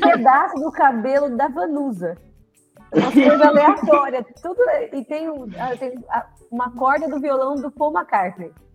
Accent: interior of São Paulo state, Brazil; eu sou do interior do estado de São Paulo

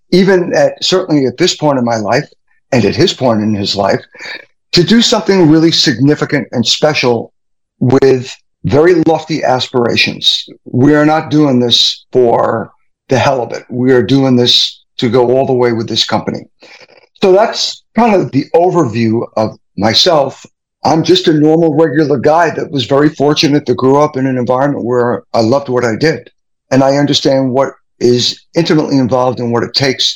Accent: New York, United States; now in Arizona, United States; I am originally from New York. We moved to Arizona in 1997

